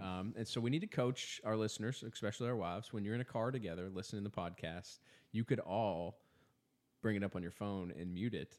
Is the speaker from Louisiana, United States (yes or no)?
no; Indiana, United States; I'm from Indiana